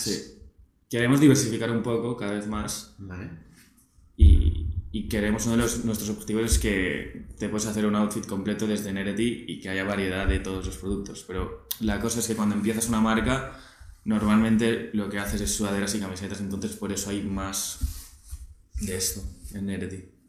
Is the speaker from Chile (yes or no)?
no; Barcelona, Catalonia, Spain; 24 eh, años de Barcelona de toda la vida